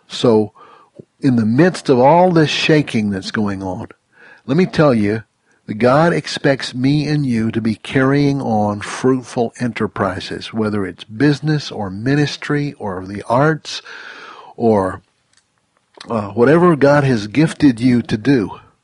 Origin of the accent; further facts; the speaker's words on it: Mississippi, United States; I grew up in Mississippi, just over the line